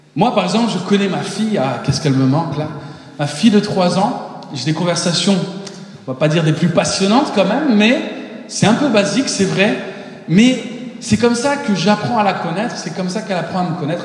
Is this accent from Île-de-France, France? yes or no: yes; Paris, Île-de-France, France; moved away as an adult; also born or lived in Mexico / United States; je suis né au Mexique, mais très rapidement, je me suis retrouvé en France. Mes parents sont américains. Et euh, donc, à un an, je suis arrivé en, France. Et euh, à Paris pendant 19 ans.